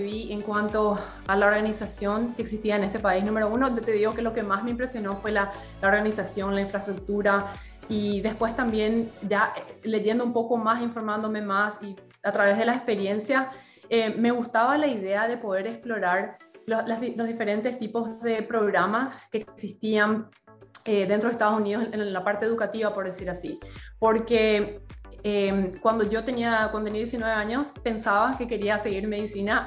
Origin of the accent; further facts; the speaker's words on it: Paraguay; moved away as an adult; also born or lived in Boston, United States; now in Washington, D.C. area, United States; cuando salí de Paraguay, salí a los 19 años